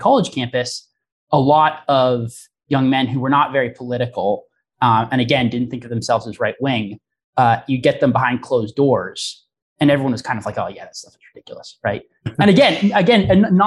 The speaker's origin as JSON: {"language": "English", "town": "Portland", "region": "Oregon", "country": "United States", "said": "I am from Portland, Oregon"}